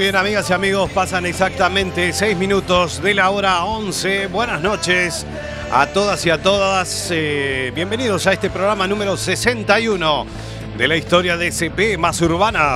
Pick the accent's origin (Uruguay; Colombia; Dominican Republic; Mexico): Uruguay; moved away; en mi tierra, en Uruguay